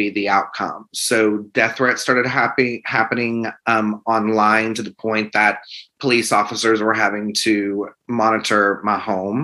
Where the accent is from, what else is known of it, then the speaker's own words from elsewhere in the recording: the South, United States; I am an open gay man and I am from the South